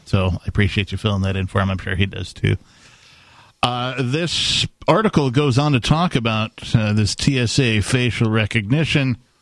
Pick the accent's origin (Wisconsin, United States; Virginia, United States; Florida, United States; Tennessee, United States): Wisconsin, United States; born or raised there